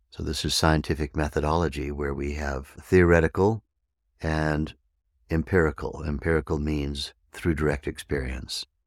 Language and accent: English; Arizona, United States; here in my hometown in the mountains of Arizona